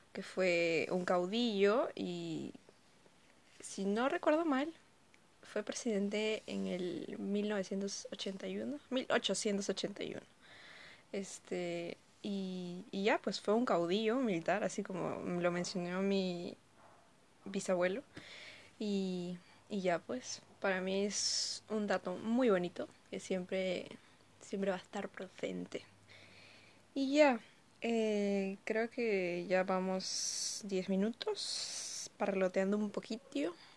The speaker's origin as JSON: {"language": "Spanish", "region": "Ayacucho", "country": "Peru", "said": "soy de Ayacucho y mi apellido es de ahí"}